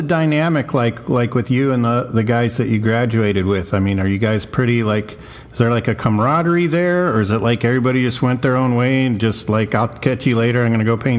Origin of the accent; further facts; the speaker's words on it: South Texas, United States; I grew up in South Texas